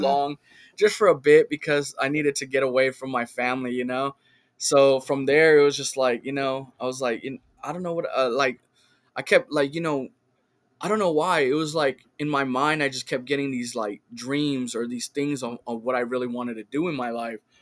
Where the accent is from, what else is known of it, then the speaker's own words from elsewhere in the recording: Richmond, California, United States; now in Sacramento, United States; I grew up in, in Richmond